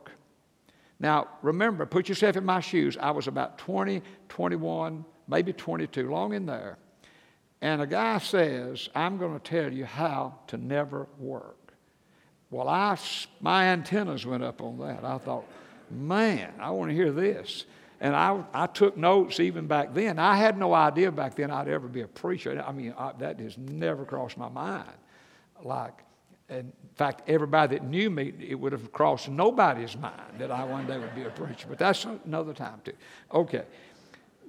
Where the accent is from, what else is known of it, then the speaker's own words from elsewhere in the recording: Atlanta, Georgia, United States; I grew up in church in Atlanta, Georgia